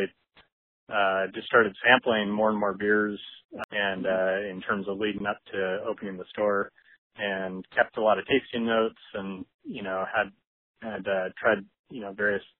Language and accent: English; Lake Forest Park, Washington, United States; also born or lived in Seattle, United States; I grew up in Lake Forest Park, which is just kind of on the county border, a little bit north of Seattle